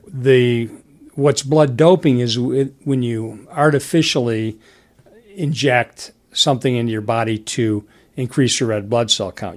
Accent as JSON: {"language": "English", "town": "Detroit", "region": "Michigan", "country": "United States", "tie": "born or raised there", "said": "I grew up in Detroit"}